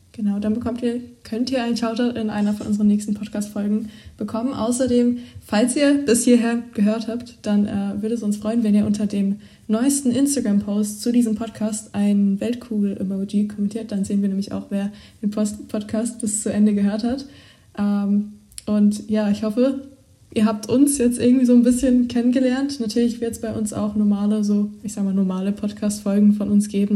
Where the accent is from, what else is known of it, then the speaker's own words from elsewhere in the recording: Germany; also born or lived in England; bei uns in Deutschland